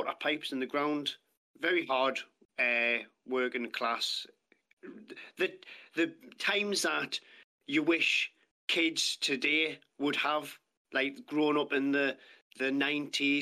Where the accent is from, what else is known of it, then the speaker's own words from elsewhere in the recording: Ashington, North East England, United Kingdom; also born or lived in Lynemouth / Bedlington; growing up in Asherton, Northumberland, moved to a few different places